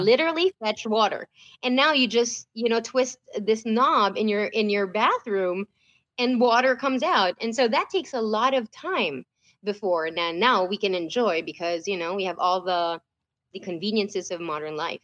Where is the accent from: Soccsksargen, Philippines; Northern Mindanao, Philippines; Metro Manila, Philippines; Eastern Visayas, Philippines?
Metro Manila, Philippines; Manila; moved away as an adult; now in United States; i lived the whole t- my whole life in the philippines